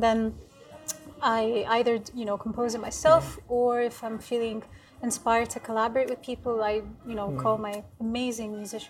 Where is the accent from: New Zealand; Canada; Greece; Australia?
Greece; moved away as an adult; also born or lived in London; now in Athens, Greece; I was born and raised in Greece, but my family is very multicultural. My mom is Canadian and my dad is from Lebanon.